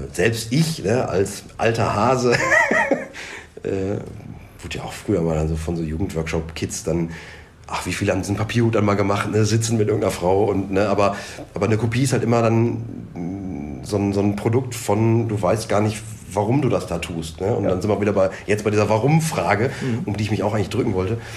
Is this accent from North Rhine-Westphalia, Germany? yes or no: yes; Dorsten, North Rhine-Westphalia, Germany; bei uns in Dorsten